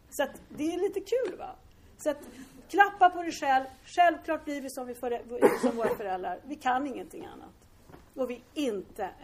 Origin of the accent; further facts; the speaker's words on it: Lidingö, Stockholm County, Sweden; Mina föräldrar var superrigida borgare, jag är uppväxt på Lidingö.